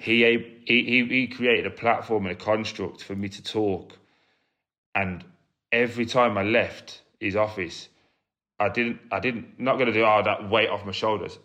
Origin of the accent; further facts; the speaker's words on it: Birmingham, West Midlands, United Kingdom; I grew up in a, a place called Chelmsford Wood, which is in Birmingham